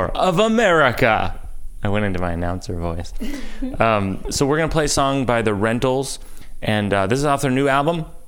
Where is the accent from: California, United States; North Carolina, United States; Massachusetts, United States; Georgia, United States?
Massachusetts, United States; Worcester; in my hometown of Worcester, Massachusetts